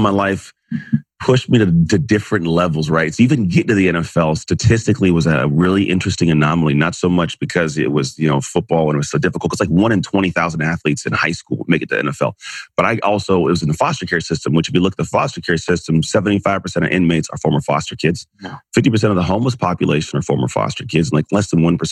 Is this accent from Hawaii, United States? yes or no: no; Antioch, California, United States; now in Walnut Creek, United States; Grew up in a town called Antioch, California